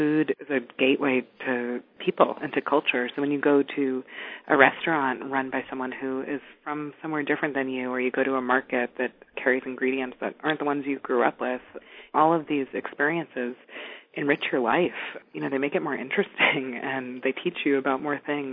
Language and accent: English; New York City, New York, United States; moved away as an adult; I grew up in New York City, a short break when I was a teenager